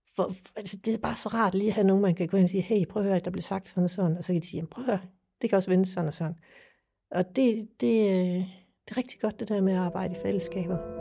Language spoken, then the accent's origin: Danish; Funen, Southern Denmark, Denmark; jeg kommer fra Fyn. Jeg bor i Strib